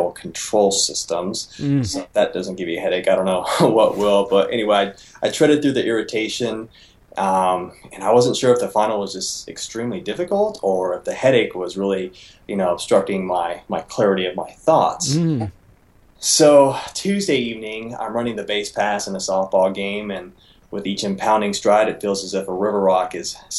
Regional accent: Reno, Nevada, United States; I'm from Reno, Nevada

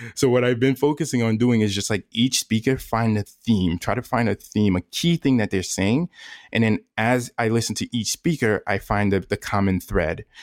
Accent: New York, United States; moved away; I'm originally from New York

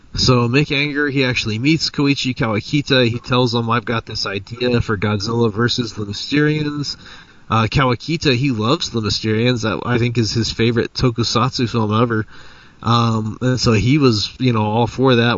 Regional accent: Roswell, New Mexico, United States; I'm from Roswell, where the aliens crashed.

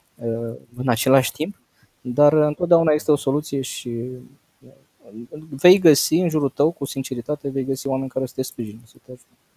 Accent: Bacău, Bacău County, Romania; eu sunt din Bacău. Am uh, păscut oile până la 18 ani

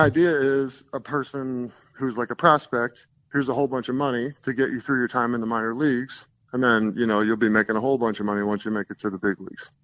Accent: New Jersey, United States; moved away as an adult; also born or lived in Los Angeles; now in Denver, United States; I live in Denver now, but I grew up in New Jersey

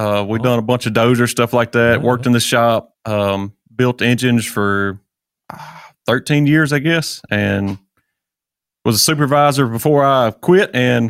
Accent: Hernando, Mississippi, United States; I'm from Hernando, Mississippi.

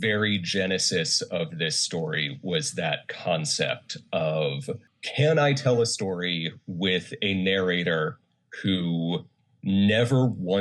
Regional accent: Charlotte, North Carolina, United States; moved away as an adult; also born or lived in Connecticut / South Korea; now in Los Angeles, United States; I grew up in North Carolina, in Charlotte.

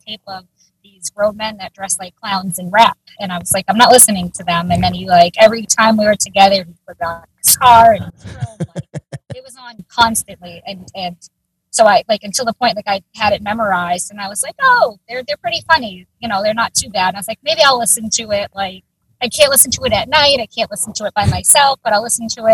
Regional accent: Massachusetts, United States; I'm from Massachusetts.

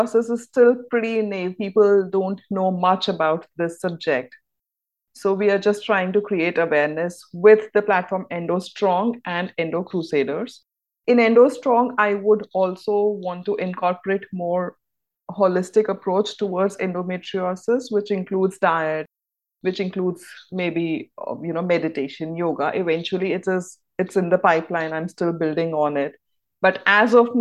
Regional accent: India; I'm from India

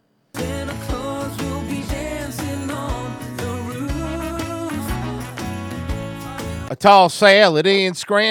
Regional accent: Canada; The best thing about being Canadian is not having about to worry about some wars.

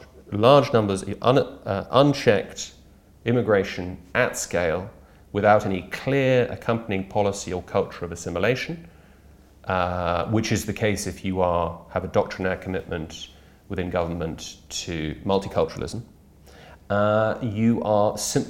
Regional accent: Brussels, Brussels-Capital Region, Belgium; I've been a Brexiteer since I was 13. I grew up in Brussels.

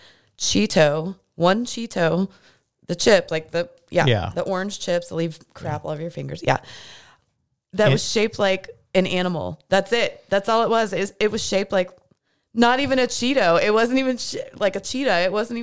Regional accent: Missouri, United States; In my hometown, there is a hair museum. A hair museum. And it's very popular, like hugely popular, but it makes lists like this list all the time of the weirdest museums around, and it's in my hometown.

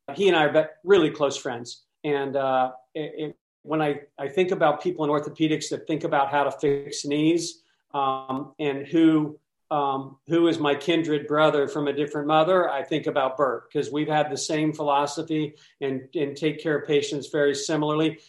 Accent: Columbus, Ohio, United States; born in Columbus, Ohio

